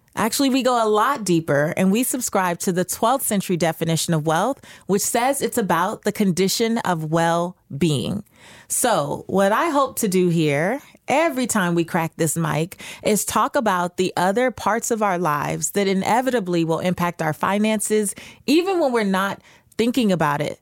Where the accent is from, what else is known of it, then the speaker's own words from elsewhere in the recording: Los Angeles, California, United States; I remember growing up in South Central Los Angeles in not the best neighborhood.